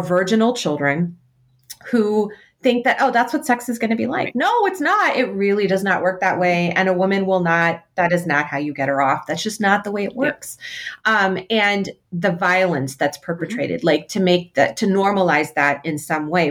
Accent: United States; as um, Muslim American women, as American women

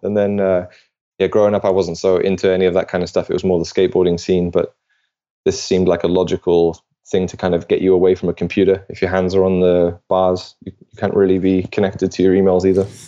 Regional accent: United Kingdom; now in Denmark; I'm British

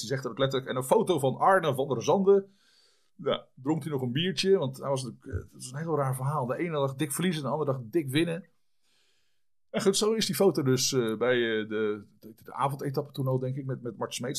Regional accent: Vlaardingen, South Holland, Netherlands; also born or lived in Schiedam / French Alps; geboren in Schiedam in 1965. Ehm, opgegroeid in Vlaardingen, ambacht.

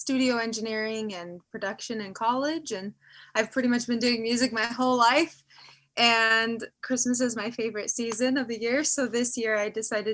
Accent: Las Vegas, Nevada, United States; also born or lived in Utah; now in California, United States; born and raised in Las Vegas, Nevada. Now I live in California

